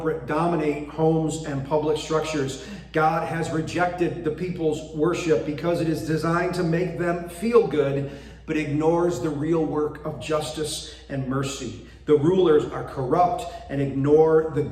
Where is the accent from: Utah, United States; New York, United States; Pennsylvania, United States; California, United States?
New York, United States; Binghamton; moved away as an adult; now in Bridgeport, United States; my wife, Tamara, and I were born and raised in Binghamton, New York, and lived there for the first 40 years of our lives